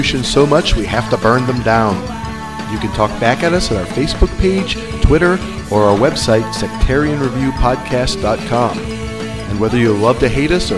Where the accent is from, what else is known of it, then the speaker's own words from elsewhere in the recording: Ohio, United States; I'm from Ohio.